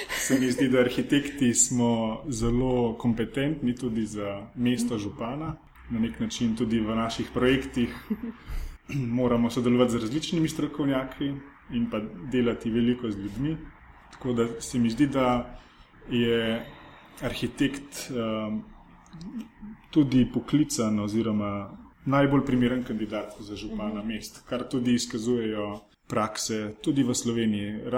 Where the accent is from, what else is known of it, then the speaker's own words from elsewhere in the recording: Kamnik, Central Slovenia, Slovenia; Prihajam iz Kamnika.